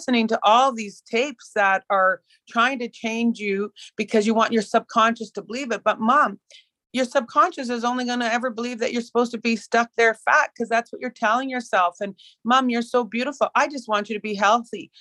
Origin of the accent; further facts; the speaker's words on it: Prince Albert, Saskatchewan, Canada; Growing up in Prince Albert, Saskatchewan, where I was a very high level competitive swimmer